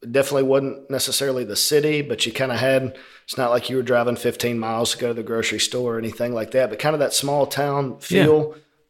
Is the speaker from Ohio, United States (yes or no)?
no; Conroe, Texas, United States; Chandler and I were both born and raised in Conroe.